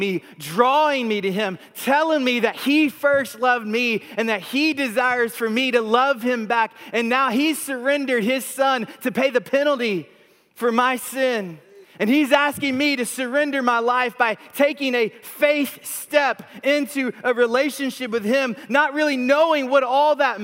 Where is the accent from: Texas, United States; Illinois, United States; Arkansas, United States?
Texas, United States; moved away as an adult; also born or lived in Vancouver, Canada; We grew up in Texas, but we moved here from Vancouver, British Columbia in Canada